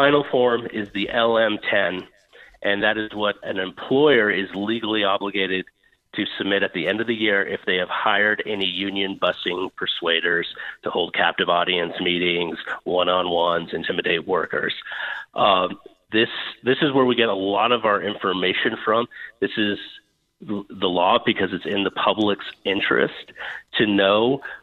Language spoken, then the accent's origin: English; Montana, United States; here in my home state of Montana